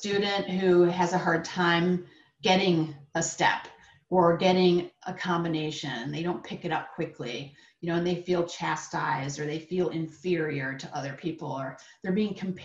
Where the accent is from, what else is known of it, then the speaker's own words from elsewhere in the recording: upstate New York, United States; I lived in upstate New York